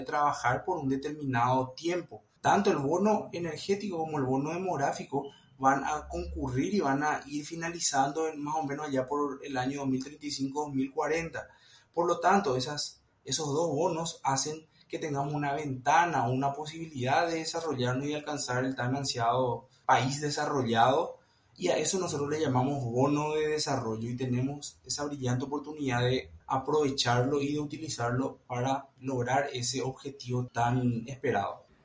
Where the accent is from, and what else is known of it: Paraguay